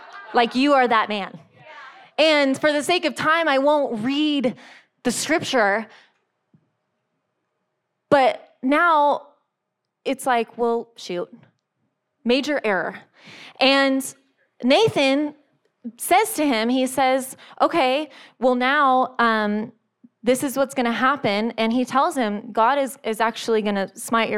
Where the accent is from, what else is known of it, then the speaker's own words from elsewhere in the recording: San Diego, California, United States; moved away; I'm from San Diego